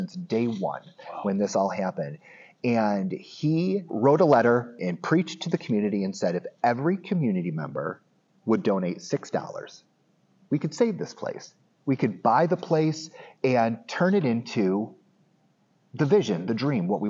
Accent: Medina, New York, United States; I grew up in Medina, okay. New York

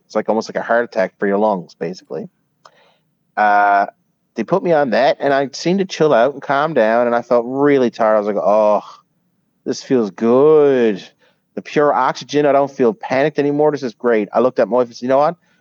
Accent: Newfoundland and Labrador, Canada; now in United States; I was a Newfoundlander born and raised

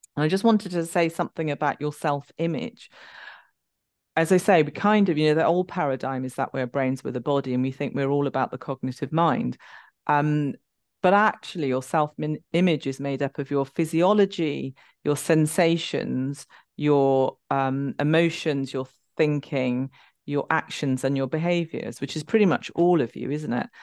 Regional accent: London, United Kingdom; I'm from London

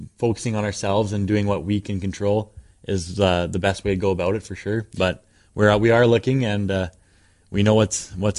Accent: Prince Albert, Saskatchewan, Canada; moved away; it's in my hometown

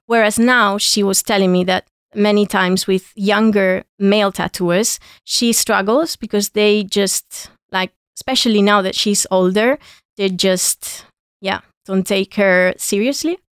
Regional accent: Granada, Andalusia, Spain; my hometown in Granada

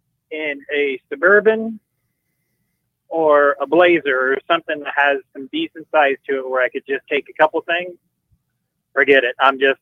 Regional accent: Nebraska, United States; I grew up in Nebraska. I've lived in a couple other different states, but I guess it's home.

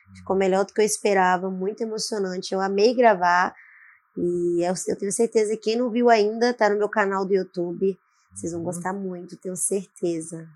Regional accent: Vitória, Espírito Santo, Brazil; sou capixaba, Vitória, hum. Espírito Santo

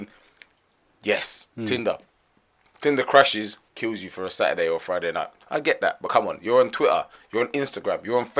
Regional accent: United Kingdom; But this does not show you or give you an indication of our overall mentality as British people.

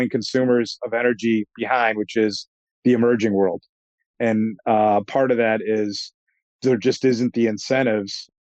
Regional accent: Chicago, Illinois, United States; moved away as an adult; now in Boston, United States; I'm a Chicagoan

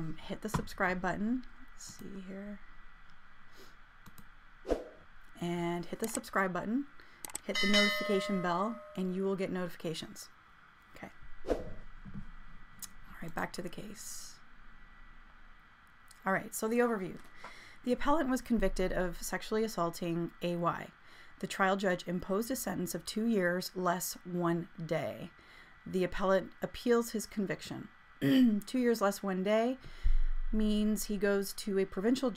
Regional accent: Canada; as a Canadian citizen

